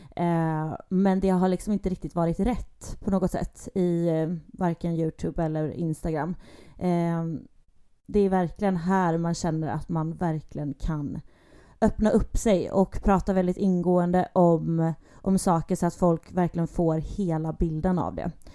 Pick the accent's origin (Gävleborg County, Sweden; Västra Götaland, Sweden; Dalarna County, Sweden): Västra Götaland, Sweden; Gothenburg; Jag är född och uppväxt i Göteborg. Bor även i Göteborg at the moment